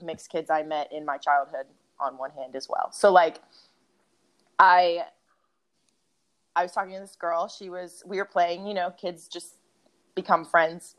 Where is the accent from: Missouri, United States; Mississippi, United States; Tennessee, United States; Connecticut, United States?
Tennessee, United States; Memphis; also born or lived in Chicago; we moved to Memphis when I was probably 3. But a lot of my culture is still very much Midwestern